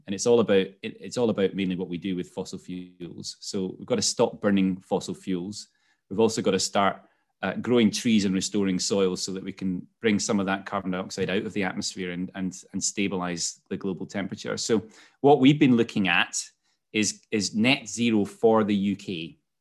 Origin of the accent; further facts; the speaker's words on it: Scotland, United Kingdom; moved away as an adult; also born or lived in London; moved, uh, back to Scotland where I'm from, as you could probably pick up from my accent